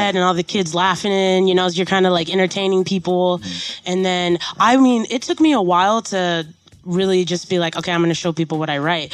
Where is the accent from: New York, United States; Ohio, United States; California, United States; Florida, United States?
California, United States; San Diego; born or raised there; also born or lived in Portland, Oregon